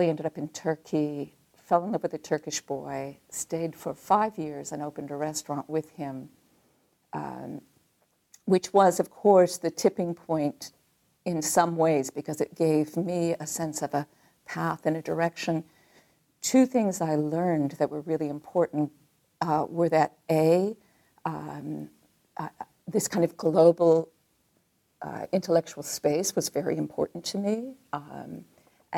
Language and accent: English; Detroit, Michigan, United States; moved away as an adult; I'm from Michigan. I'm from Detroit, Michigan.